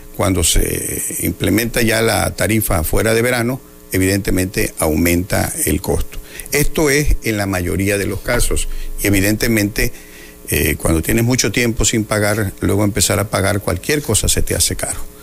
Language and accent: Spanish; Cunduacán, Tabasco, Mexico; en mi pueblo, en Cunduacán